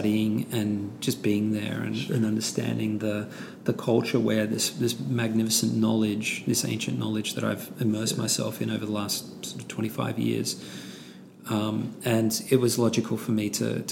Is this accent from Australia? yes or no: yes; Australia; my Australian white Caucasian sort of cohort